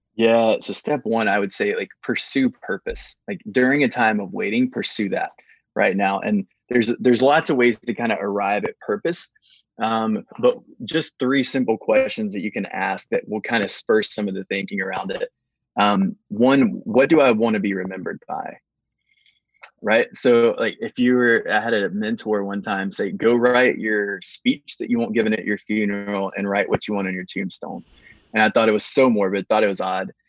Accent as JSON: {"language": "English", "town": "Baton Rouge", "region": "Louisiana", "country": "United States", "tie": "born or raised there", "also_born_or_lived": "Atlanta", "moved": "yes", "said": "I was born in Baton Rouge"}